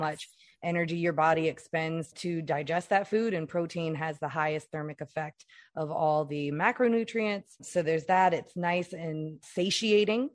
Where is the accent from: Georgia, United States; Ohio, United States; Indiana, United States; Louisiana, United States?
Louisiana, United States; I'm from Louisiana